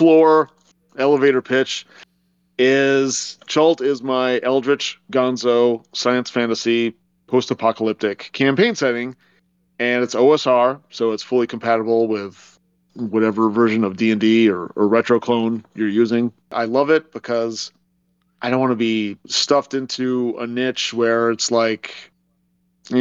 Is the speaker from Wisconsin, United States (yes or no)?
yes; Madison, Wisconsin, United States; my hometown of Madison, Wisconsin